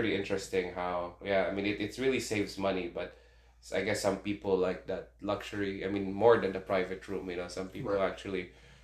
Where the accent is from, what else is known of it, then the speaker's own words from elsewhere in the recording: Philippines; moved away; I grew up in the Philippines, third world country